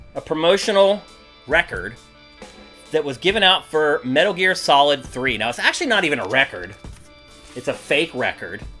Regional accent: Philadelphia, Pennsylvania, United States; now in Los Angeles, United States; I'm from Philly

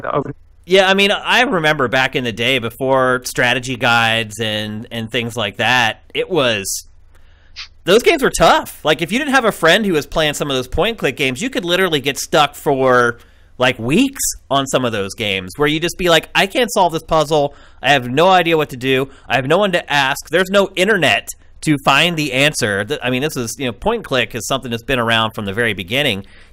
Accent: Carlisle, Pennsylvania, United States; I am from Central Pennsylvania, a little town called Carlisle.

